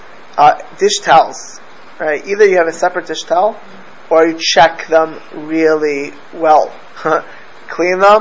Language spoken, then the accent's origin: English; United States; also born or lived in Miami Beach, Florida / Los Angeles, California; where I grew up in Miami Beach